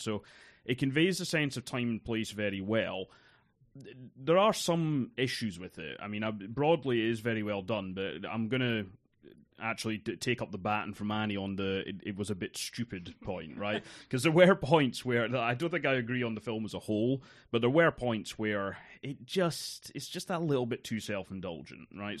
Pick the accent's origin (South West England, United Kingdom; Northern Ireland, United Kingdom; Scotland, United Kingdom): Scotland, United Kingdom; East Coast of; I grew up on the East Coast of Scotland